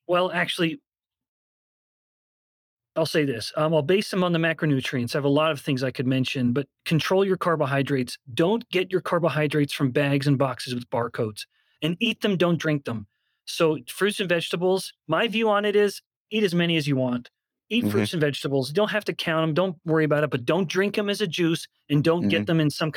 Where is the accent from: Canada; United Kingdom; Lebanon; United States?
Canada; I'm a white guy, I'm from Canada